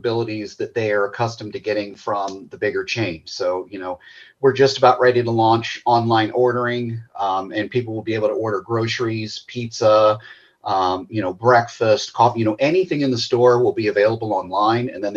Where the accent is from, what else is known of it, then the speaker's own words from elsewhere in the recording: Walton, Kentucky, United States; moved away as an adult; also born or lived in Australia; I grew up over in Walton